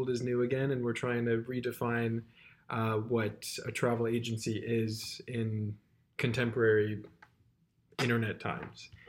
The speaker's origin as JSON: {"language": "English", "town": "Chicago", "region": "Illinois", "country": "United States", "also_born_or_lived": "the South", "moved": "as an adult", "lives_now": "New York City, United States", "said": "I am from Chicago"}